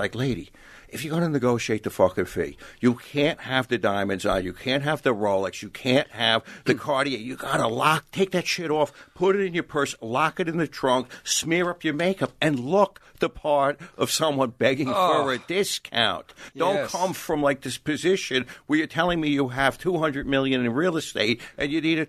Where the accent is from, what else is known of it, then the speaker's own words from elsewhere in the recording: Long Island, New York, United States; I come from Long Island, Ashkenazi Jew